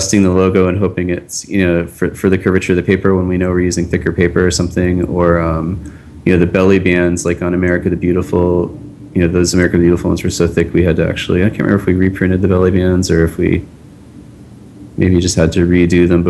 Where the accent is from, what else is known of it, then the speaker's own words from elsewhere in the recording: Pittsburgh, Pennsylvania, United States; I'm from Pittsburgh, and I was, you know, a Pirates fan growing up